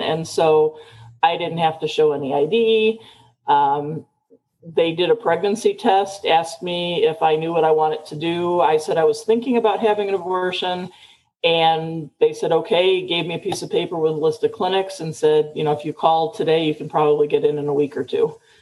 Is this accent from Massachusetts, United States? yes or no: no; Chicago, Illinois, United States; moved away as an adult; now in Tucson, United States; I was born and raised in Chicago, never liked the big city